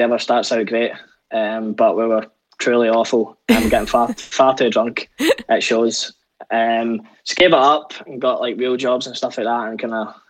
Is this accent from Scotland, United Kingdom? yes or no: yes; Scotland, United Kingdom; as a Scottish band